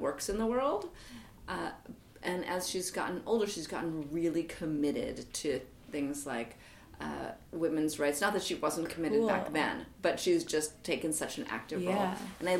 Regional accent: New York City, New York, United States; When I was a kid growing up in New York City

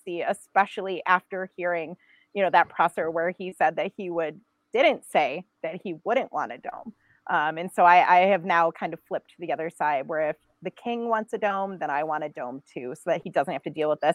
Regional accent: Buffalo, New York, United States; I grew up in Buffalo

